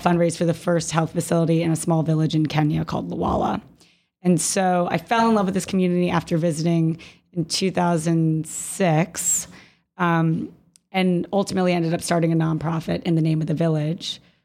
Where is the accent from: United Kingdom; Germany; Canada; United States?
United States; Jacksonville, Florida; I'm originally from Jacksonville, Florida